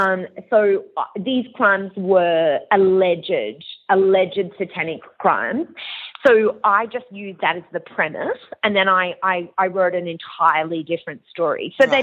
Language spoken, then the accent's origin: English; Long Island, New York, United States; I grew up partly in America, and I grew up in Long Island, and this is where this crime had occurred.